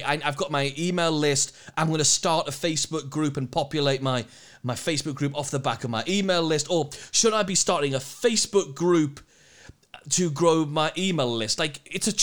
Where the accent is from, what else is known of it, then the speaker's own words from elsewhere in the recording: United Kingdom; We're British.